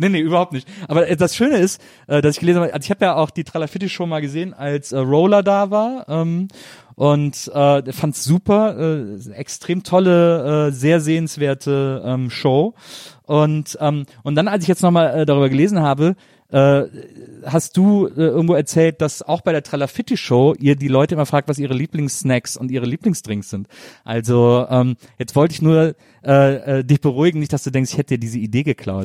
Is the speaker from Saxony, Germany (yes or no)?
no; near Cologne, North Rhine-Westphalia, Germany